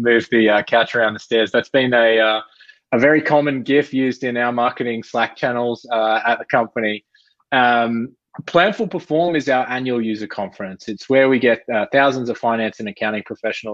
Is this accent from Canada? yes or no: no; near Sydney, New South Wales, Australia; accent: Australian; moved away as an adult; also born or lived in London; now in Bay Area, United States; I've been living in the Bay Area for 5 years. I spent 10 years in London before that and grew up just near Sydney.